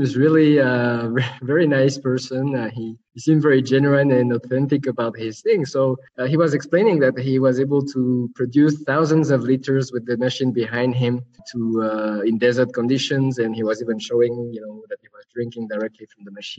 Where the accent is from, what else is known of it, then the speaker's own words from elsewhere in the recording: Nyon, Vaud, Switzerland; also born or lived in Kuala Lumpur, Malaysia; I grew up in Switzerland, near Geneva, in a small town called Nyon